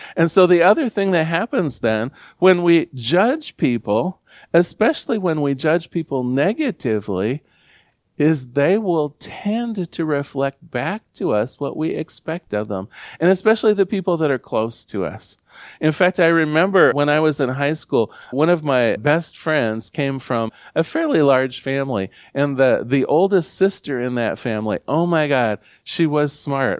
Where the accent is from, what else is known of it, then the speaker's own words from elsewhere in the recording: Newport, Oregon, United States; growing up in Newport, Oregon